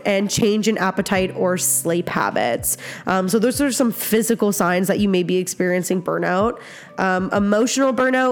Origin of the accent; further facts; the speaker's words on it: Nova Scotia, Canada; now in Alberta, Canada; I grew up in Nova Scotia